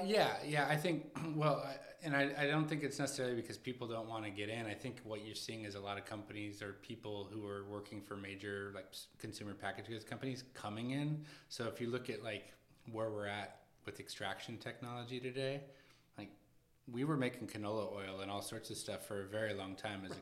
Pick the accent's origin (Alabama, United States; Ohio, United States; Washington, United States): Washington, United States; moved away as an adult; also born or lived in Los Angeles; now in New York, United States; I grew up in Washington State, and I, I spent a lot of time in Seattle